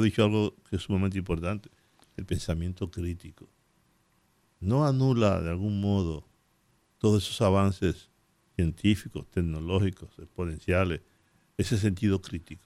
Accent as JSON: {"language": "Spanish", "country": "Dominican Republic", "said": "yo soy dominicano. Yo no soy haitiano"}